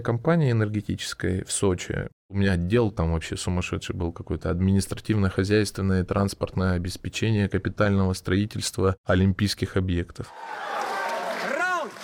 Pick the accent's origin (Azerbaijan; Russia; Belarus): Russia; Krasnodar, Krasnodar Krai; Я из Краснодара